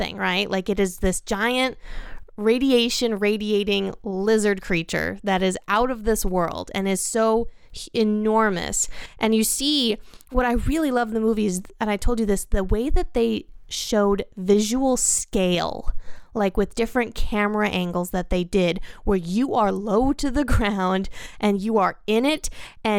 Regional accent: United States; as an American

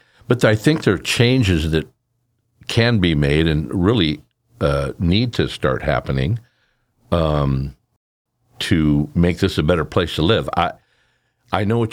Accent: Sacramento, California, United States; now in Curry County, Oregon, United States; I grew up in the Sacramento Valley

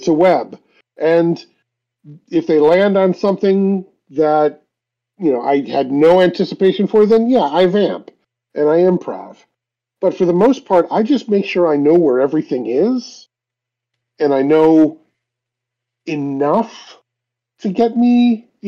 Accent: Cleveland, Ohio, United States; it's based in Cleveland. It's my hometown.

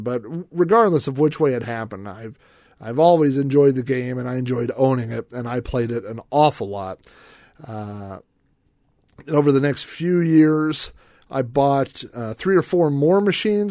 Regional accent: Yukon, Oklahoma, United States; I grew up in Yukon, Oklahoma

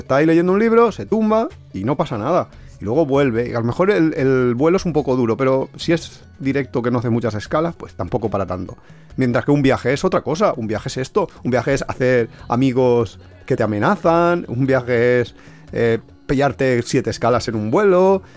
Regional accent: Alicante, Valencian Community, Spain; nosotros somos de Alicante

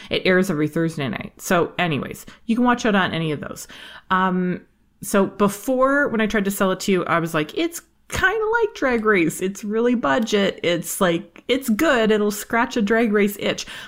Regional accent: Canada; I'm from Canada

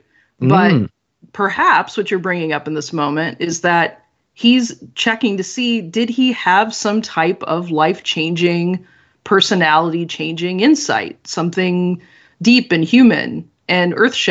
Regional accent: upper Midwest, United States; accent: West Coast; now in West Coast, United States; So I grew up in, like, I don't know if you ever saw the movie Fargo, but that was

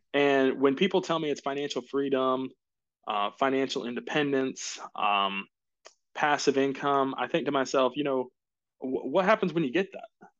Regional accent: Jacksonville, Florida, United States; moved away as an adult; now in Greenville, United States; I grew up in Jacksonville, Florida.

